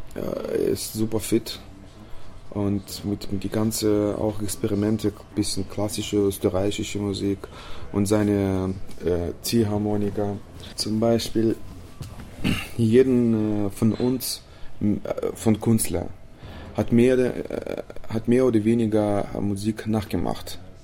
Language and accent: German; Chisinau, Moldova; German is a second language; bei uns in Chisinau in der Hauptstadt